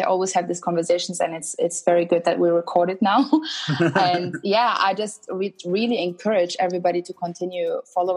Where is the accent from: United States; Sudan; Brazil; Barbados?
Sudan; also born or lived in Germany; now in London, United Kingdom; I'm originally from Sudan